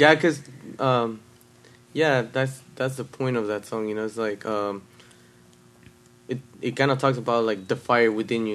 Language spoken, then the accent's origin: English; Puebla, Mexico; now in Las Vegas, United States; I was born in Puebla, Mexico